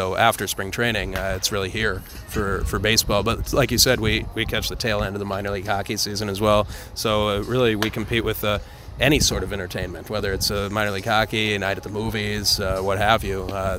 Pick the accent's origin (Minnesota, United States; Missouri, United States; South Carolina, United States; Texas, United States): Minnesota, United States; Minnetonka; born and raised in Minnetonka.